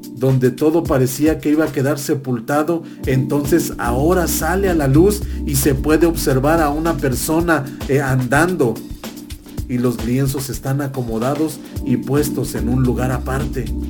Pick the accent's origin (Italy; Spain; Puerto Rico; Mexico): Mexico; como República Mexicana o como país, como nación que somos, como México